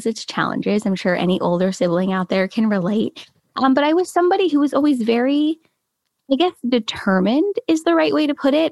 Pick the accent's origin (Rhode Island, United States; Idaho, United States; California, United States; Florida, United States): California, United States; Los Angeles; I'm from Los Angeles, California. Born and raised. I've been here my whole life